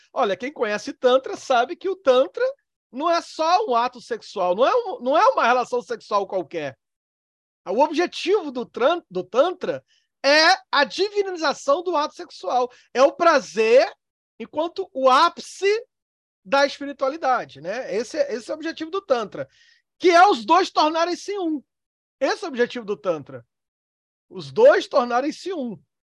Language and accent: Portuguese; Northeast Region, Brazil; Eu sou nordestino. Lá no Nordeste, eu, onde eu fui criado